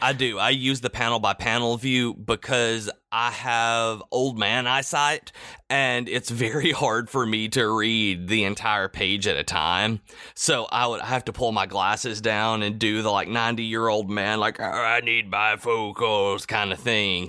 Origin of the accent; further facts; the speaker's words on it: the South, United States; I'm from the South